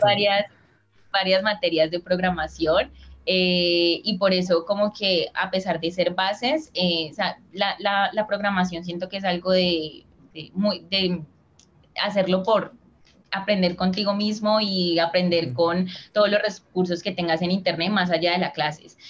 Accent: Colombia; also born or lived in Cali; soy de Colombia, vivo en la ciudad de Cali

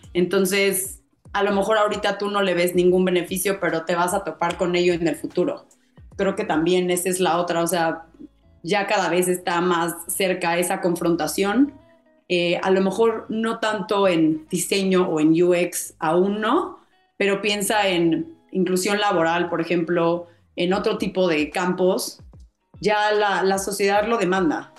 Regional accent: Mexico; me permitió hacer los proyectos de la, de la maestría en México, que es lo que yo quería, ¿no? Para, porque al final quería poner en práctica lo que aprendiera en mi país

